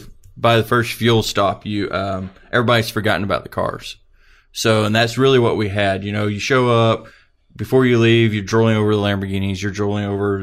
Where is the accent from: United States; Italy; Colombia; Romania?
United States; Salina; moved away; when we went through Salina, which is my hometown. My dad lives about 2 miles away from the stop sign we went through.